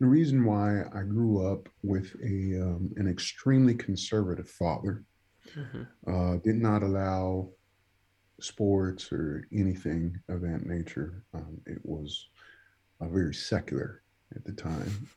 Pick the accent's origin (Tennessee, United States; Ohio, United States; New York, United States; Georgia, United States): New York, United States; New York City; first language Spanish; English is a second language; moved away as an adult; also born or lived in Dominican Republic / Stockton; now in Indianapolis, United States; I grew up in the Bronx, grew up in the South Bronx.